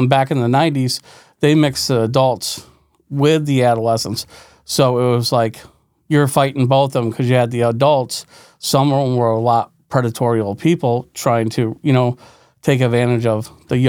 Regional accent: West Glens Falls, New York, United States; I'm from West Glens Falls, New York. It's upstate New York. It's a poor community, West Glens Falls.

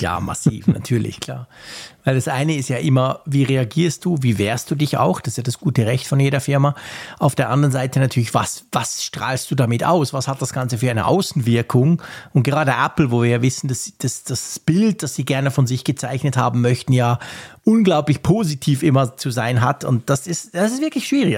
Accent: Switzerland; bei uns in der Schweiz

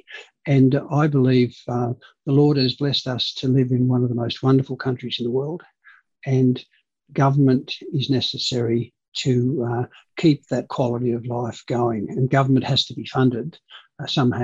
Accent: Hornsby, New South Wales, Australia; English is a second language; also born or lived in Canberra; now in Sydney, Australia; we grew up in Hornsby

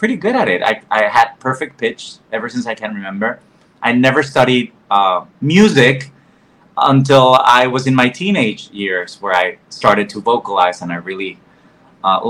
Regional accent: Mexico; first language Spanish; English is a second language; moved away as an adult; now in New York, United States; I grew up in Mexico

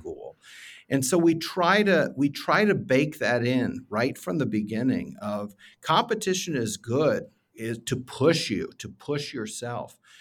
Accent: Findlay, Ohio, United States; I'm from Findlay, Ohio. I was a show choir kid from Findlay, Ohio back in the day

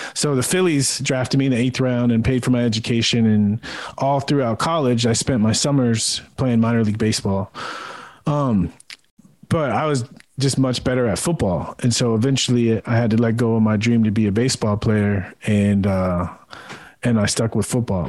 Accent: San Diego, California, United States; moved away as an adult; I grew up in San Diego watching the Padres, watching Tony Gwynn

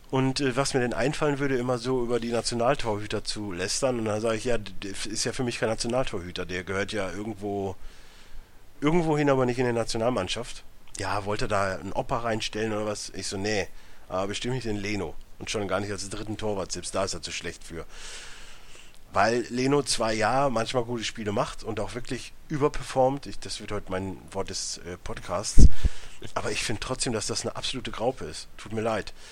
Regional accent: Cologne, North Rhine-Westphalia, Germany; Und als Kölner kann ich da immer nur sagen, so, es gibt halt nur ein Derby und das ist gegen Gladbach

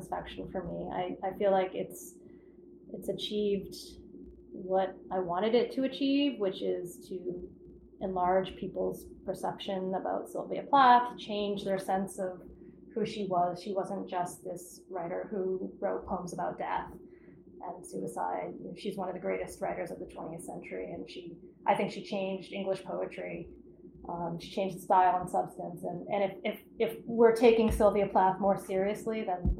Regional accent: Cape Cod, Massachusetts, United States; I'm from Cape Cod

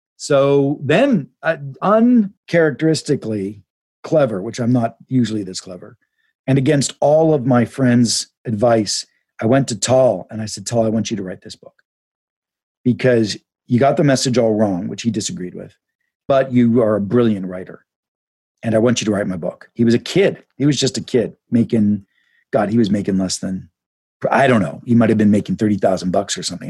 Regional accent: Pittsburgh, Pennsylvania, United States; I grew up in Pittsburgh back in the 70s

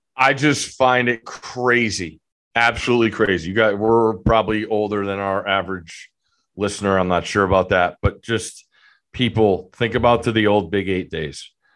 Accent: Connecticut, United States; growing up in Connecticut

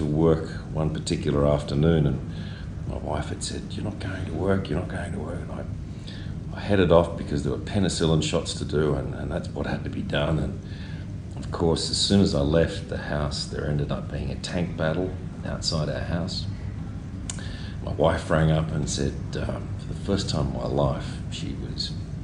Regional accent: Quirindi, New South Wales, Australia; also born or lived in Queensland / Dubai; now in Brisbane, Australia; I was actually born and bred in Quirindi in the Hunter Valley here

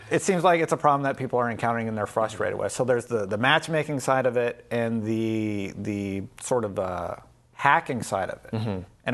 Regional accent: Canada; I'm also Canadian, so it's great to have you on the show.

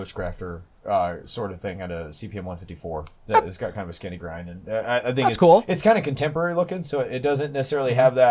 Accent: Southwest, United States; I grew up in the Southwest

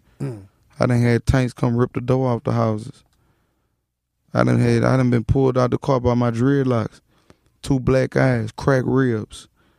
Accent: Baton Rouge, Louisiana, United States; also born or lived in New Orleans; I was born in New Orleans, but New Orleans. I grew up in Baton Rouge.

